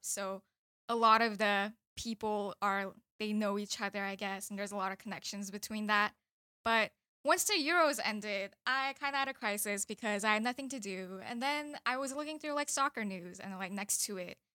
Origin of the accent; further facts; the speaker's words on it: the South, United States; now in Philadelphia, United States; I grew up in the South